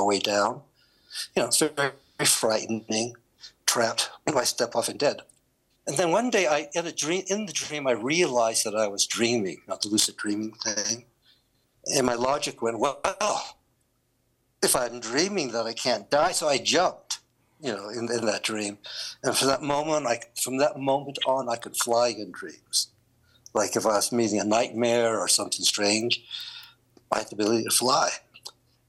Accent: China; now in Colorado, United States; I was born in China.

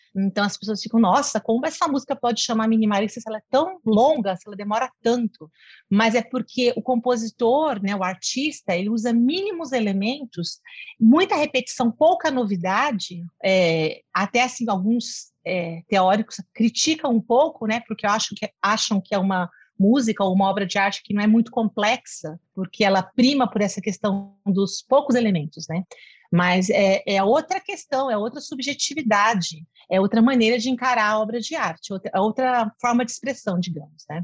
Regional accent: São Paulo, Brazil; moved away as an adult; now in Cuiabá, Brazil; Eu nasci em São Paulo, capital, é, fiz toda a minha formação né, na capital, em São Paulo, tudo, trabalhava lá

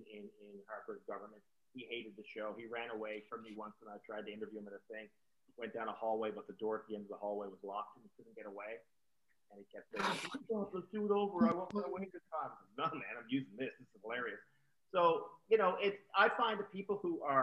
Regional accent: Newfoundland and Labrador, Canada; growing up in Newfoundland from my early childhood right up to just after high school

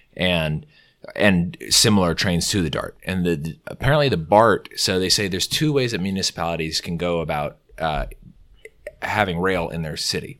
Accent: California, United States; moved away as an adult; now in Virginia, United States; I'm from California

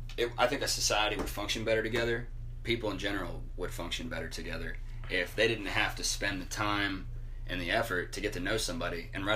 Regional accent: Dayton, Ohio, United States; moved away as an adult; also born or lived in Northern Kentucky; now in Texas, United States; I grew up in Dayton, Ohio

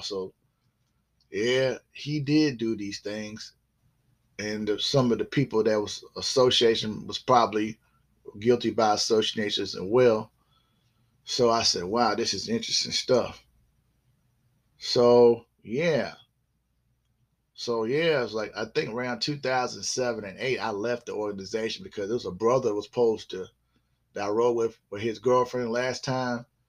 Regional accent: South Carolina, United States; also born or lived in Groton, Connecticut / Norfolk, Virginia; we moved from there eventually in the 70s, uh, I would say like the mid 70s to uh, South Carolina, where I still reside in South Carolina

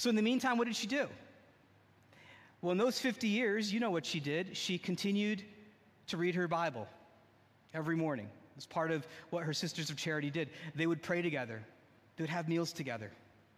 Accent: New Jersey, United States; I grew up in the great state of New Jersey.

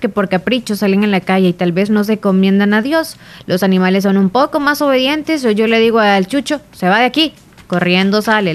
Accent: Santa Rosa de Lima, La Unión, El Salvador; yo soy de Santa Rosa

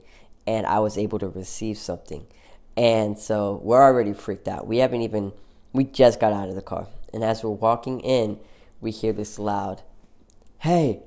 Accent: Oklahoma, United States; in Oklahoma, we're from Oklahoma

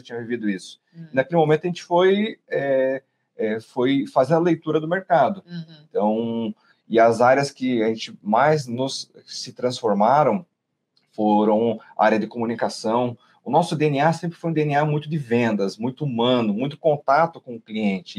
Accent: Curitiba, Paraná, Brazil; nós somos nascidos aqui de Curitiba

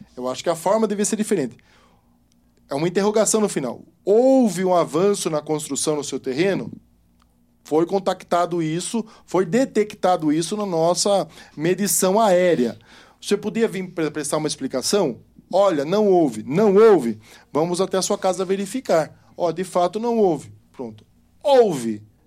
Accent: Sorocaba, São Paulo, Brazil; eu sou sorocabano

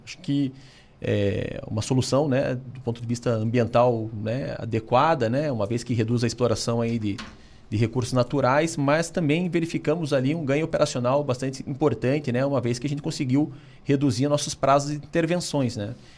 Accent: Curitiba, Paraná, Brazil; sou aqui de Curitiba

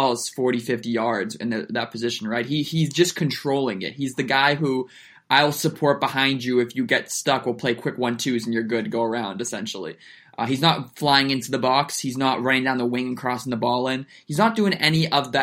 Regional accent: United States

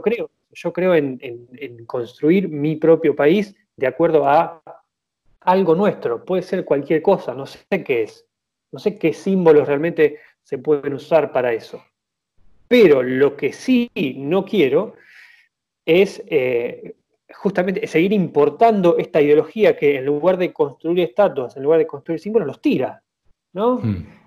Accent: Argentina; nosotros como argentinos

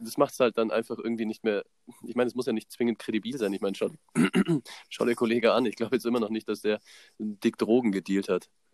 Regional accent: Germany; Ich so aus Deutschland

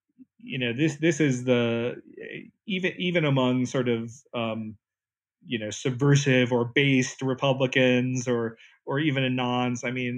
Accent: Southeast, United States; And, you know, I'm from the Southeast, that's where I grew up.

